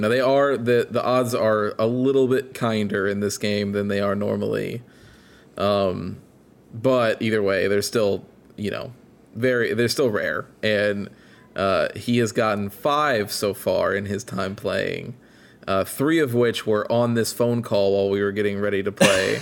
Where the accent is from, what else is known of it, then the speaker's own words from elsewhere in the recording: Illinois, United States; moved away; my hometown where I grew up in Illinois